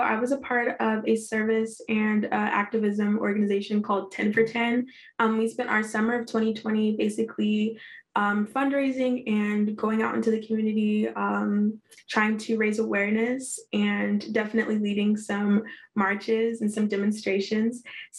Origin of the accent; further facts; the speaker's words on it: Denver, Colorado, United States; now in Washington, United States; I loved it. I get that question a lot being out here in DC. Everybody's like, Colorado, that's so far away. What is it like? It was beautiful. I have a lot of friends back home that I'm really grateful for